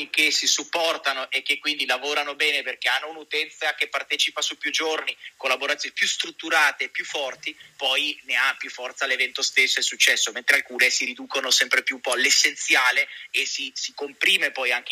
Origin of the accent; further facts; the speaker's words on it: Treviso, Veneto, Italy; Come sai, certo, io sono di Treviso